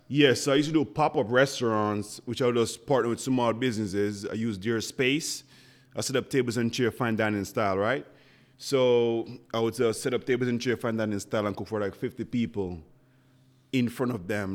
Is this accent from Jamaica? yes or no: yes; Jamaica; first language Jamaican Patois; English is a second language; moved away as an adult; now in Buffalo, United States; So I came here ten years ago from Jamaica.